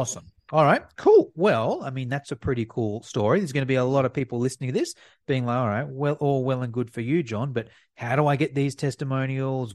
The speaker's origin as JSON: {"language": "English", "country": "Australia", "said": "a fellow Aussie like me"}